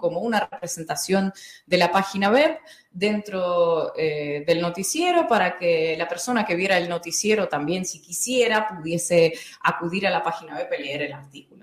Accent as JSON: {"language": "Spanish", "region": "North Caucasus", "country": "Russia", "tie": "born or raised there", "also_born_or_lived": "Dagestan", "second_language": "Spanish", "moved": "yes", "said": "yo nací en Dagestán, pero cuando tenía seis años nos hemos mudado a otra región que estaba a 400, 400 kilómetros más allá de Dagestán, pero seguía en el sur de Rusia, en Cáucaso ruso"}